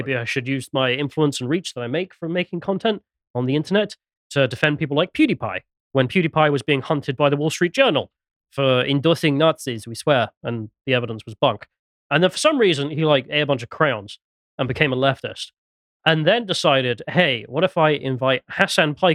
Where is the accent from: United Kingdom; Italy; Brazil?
United Kingdom; England; I'm English